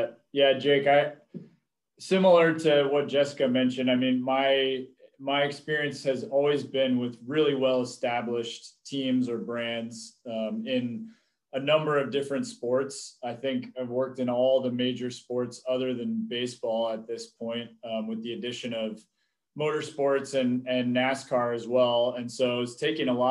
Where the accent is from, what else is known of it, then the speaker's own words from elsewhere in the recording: Seattle, Washington, United States; moved away; also born or lived in Los Angeles; I'm originally from Seattle, and so it's pretty serendipitous that I made my way back here